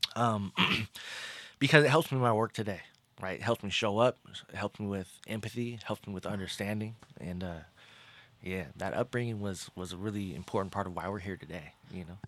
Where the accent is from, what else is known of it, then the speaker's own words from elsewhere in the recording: Pasadena, California, United States; moved away; also born or lived in Los Angeles area; I was born in Pasadena, California